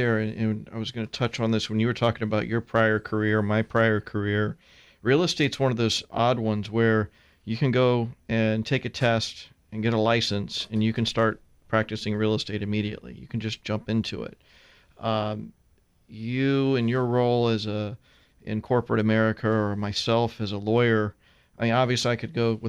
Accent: Tampa, Florida, United States; Yeah, my sister and I are third generation.

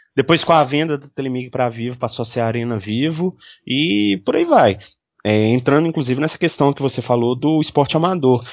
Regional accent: Belo Horizonte, Minas Gerais, Brazil; eu sou de Belo Horizonte

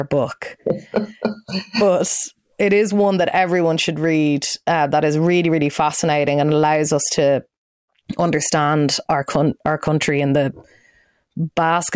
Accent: Ireland

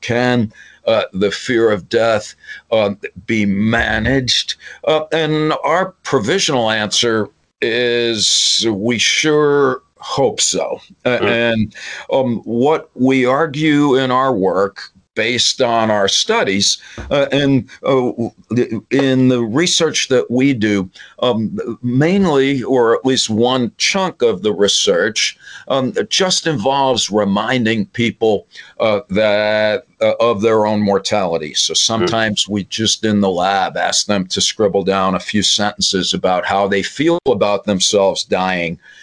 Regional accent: New York, United States; I'm from New York

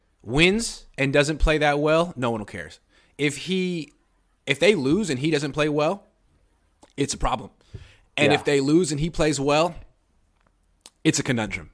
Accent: the Bay Area, California, United States; also born or lived in Los Angeles; I was at UCLA from 06 to 10, and I'm from the Bay

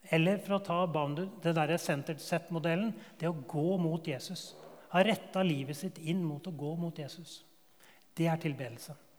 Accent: Årnes, Akershus, Norway; Den bedehusmiljøet jeg vokste opp på Årnes

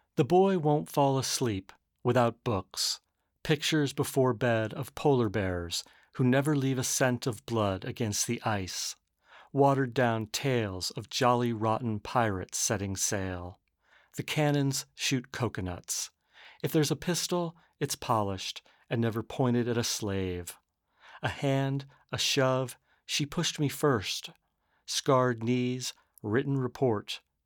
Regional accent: Arizona, United States; now in San Francisco, United States; I grew up in Arizona right next to the Salt River um, Pima Maricopa Reservation.

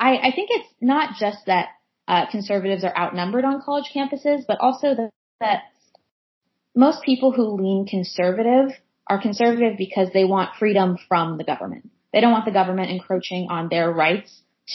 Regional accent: San Francisco Bay Area, California, United States; also born or lived in Los Angeles; I was born and raised in the Bay Area, San Francisco Bay Area, then moved to Los Angeles for college.

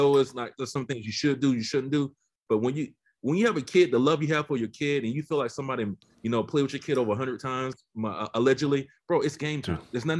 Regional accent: Georgia, United States; I'm from Georgia

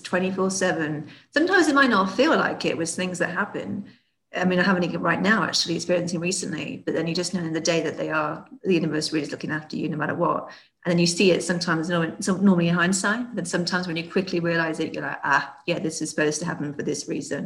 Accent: United Kingdom; moved away as an adult; So obviously I am British and I was based in the UK

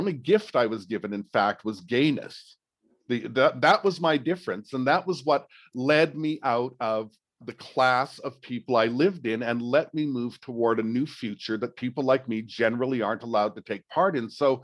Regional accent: Edmonton, Alberta, Canada; I grew up in Edmonton in my teenage years

